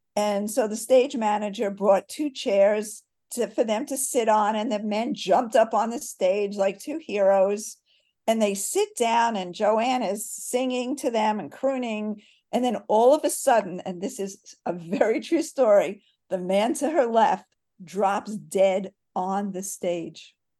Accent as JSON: {"language": "English", "area": "Catskills", "region": "New York", "country": "United States", "tie": "born or raised there", "moved": "yes", "lives_now": "Weaverville, North Carolina, United States", "said": "you grow up in a resort hotel"}